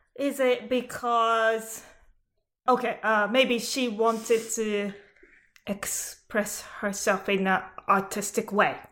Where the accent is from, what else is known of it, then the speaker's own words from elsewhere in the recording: Japan; moved away; I'm from Japan